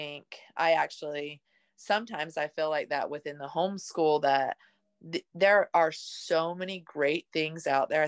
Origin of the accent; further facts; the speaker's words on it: Utah, United States; I grew up in Utah